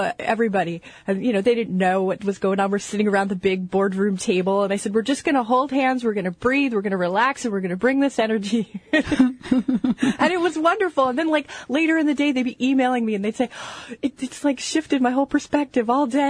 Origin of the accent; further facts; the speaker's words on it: New Jersey, United States; now in Seattle, United States; growing up in New Jersey